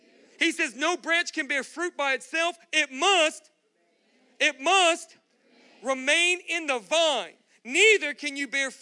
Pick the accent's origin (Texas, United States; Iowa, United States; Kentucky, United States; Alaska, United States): Texas, United States; Galveston; now in Austin, United States; I grew up in Galveston, Texas.